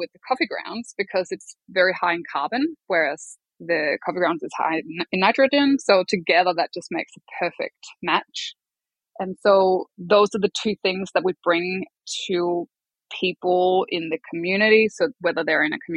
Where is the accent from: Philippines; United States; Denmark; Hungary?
Denmark; moved away as an adult; now in Melbourne, Australia; I'm from Denmark.